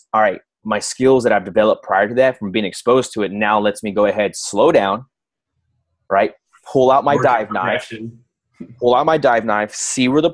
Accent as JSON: {"language": "English", "region": "Texas", "country": "United States", "tie": "born or raised there", "moved": "as an adult", "said": "I grew up in Texas"}